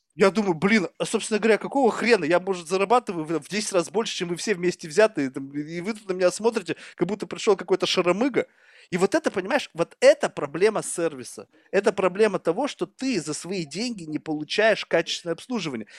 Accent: Russia; moved away as an adult; now in United States; 15 лет назад, когда я уезжал из России

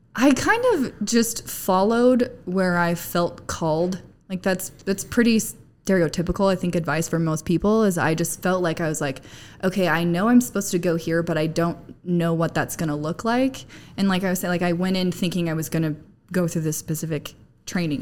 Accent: Arizona, United States; moved away as an adult; now in Utah, United States; I'm from Arizona. I moved to Utah about 10 years ago

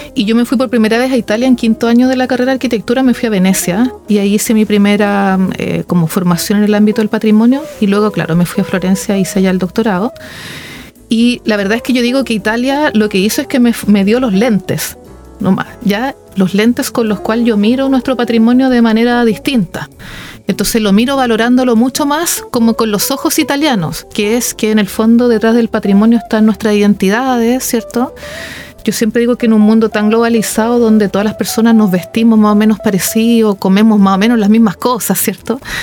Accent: Santiago, Santiago Metropolitan Region, Chile; moved away; yo soy de Santiago originaria

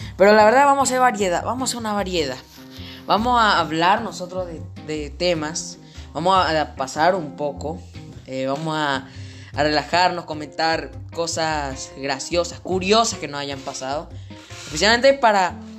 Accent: Paraguay; En mi país, Paraguay

